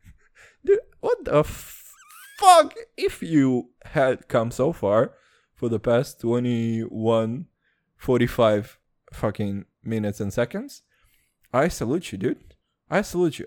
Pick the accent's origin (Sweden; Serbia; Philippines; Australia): Serbia; accent: Serbian and American